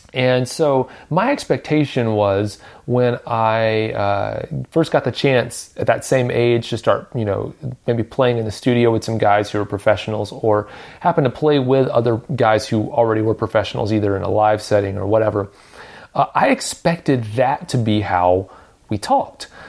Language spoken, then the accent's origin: English; Nashville, Tennessee, United States; I grew up in Nashville